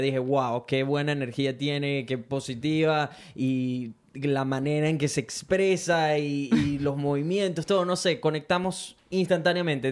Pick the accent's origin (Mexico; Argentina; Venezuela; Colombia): Venezuela; now in Brisbane, Australia; Soy un latino, específicamente venezolano, que vive en Brisbane, Australia